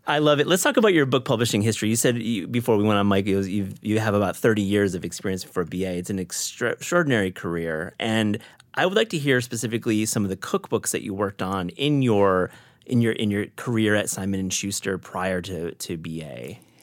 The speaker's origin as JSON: {"language": "English", "region": "Midwest", "country": "United States", "tie": "born or raised there", "said": "I grew up in the Midwest"}